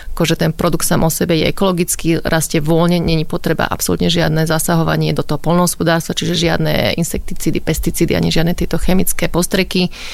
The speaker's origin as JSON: {"language": "Slovak", "town": "Bratislava", "region": "Bratislava Region", "country": "Slovakia", "said": "Ja som už z Bratislavy, ale moja mamina pochádza zo Zlatých Moraviec a otec je z Komárna"}